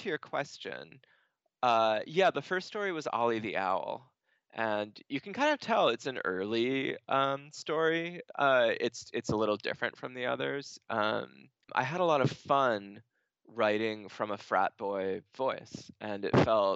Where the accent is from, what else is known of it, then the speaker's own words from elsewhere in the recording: Stoneham, Massachusetts, United States; I was born in Stoneham, Massachusetts